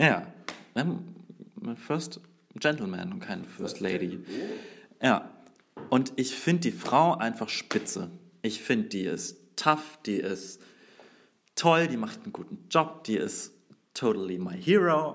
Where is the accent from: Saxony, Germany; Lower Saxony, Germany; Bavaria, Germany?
Bavaria, Germany; Würzburg; Ich bin Würzburger